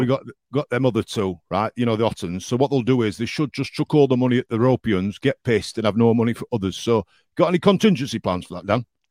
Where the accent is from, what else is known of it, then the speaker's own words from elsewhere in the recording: the north of England, United Kingdom; accent: northern; moved away; my accent the next day was well northern